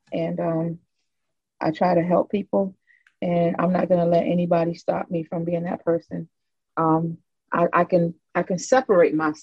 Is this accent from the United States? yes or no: yes; Miami, Florida, United States; I am from Miami, which is not part of Florida. It is Dade County